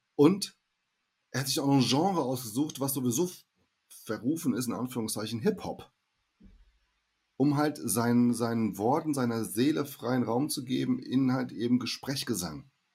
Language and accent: German; Hesse, Germany; also born or lived in Brazil; Ich spreche ja irgendwie Hochdeutsch, ja, ähm, als Hesse